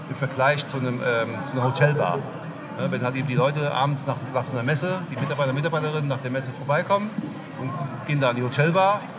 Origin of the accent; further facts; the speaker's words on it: Koblenz, Rhineland-Palatinate, Germany; Ich bin hier aus der Ecke, ich komme aus Koblenz.